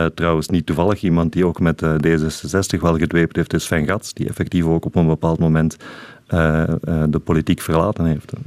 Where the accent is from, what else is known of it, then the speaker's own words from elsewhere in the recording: Sint-Gilles-Waas, Flanders, Belgium; moved away; also born or lived in Mechelen; Ik ben van Sint-Gilles-Waas, in het Waasland